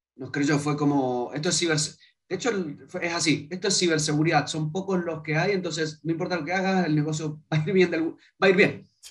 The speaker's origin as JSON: {"language": "Spanish", "region": "Mendoza", "country": "Argentina", "moved": "as an adult", "lives_now": "Chile", "said": "venimos de Mendoza. Eh, no es ni la ciudad, no es ciudad capital de Argentina. Entonces vos decís, soy de Mendoza."}